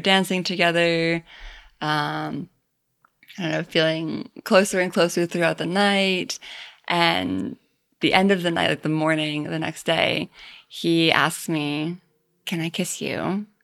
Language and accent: English; Maine, United States; now in New York, United States; I'm from Maine, and I've lived in New York for most of the last ten years